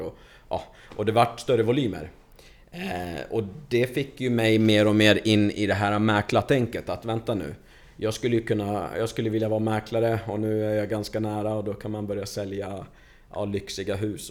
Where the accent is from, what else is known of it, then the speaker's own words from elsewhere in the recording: Stockholm, Stockholm County, Sweden; also born or lived in Lebanon / Hofors; now in Falun, Sweden; där jag växte upp, i Stockholm, i förorten.